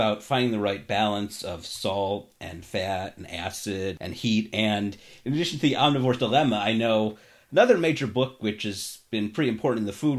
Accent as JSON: {"language": "English", "town": "Cleveland", "region": "Ohio", "country": "United States", "moved": "yes", "lives_now": "Los Angeles, United States", "said": "I've lived in LA now for over 20 years, but I am originally from Cleveland"}